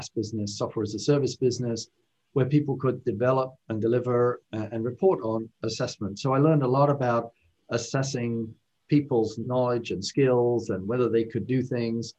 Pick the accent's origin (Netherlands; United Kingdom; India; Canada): United Kingdom; moved away as an adult; now in United States; as you might be able to tell from my accent, I'm originally from the UK.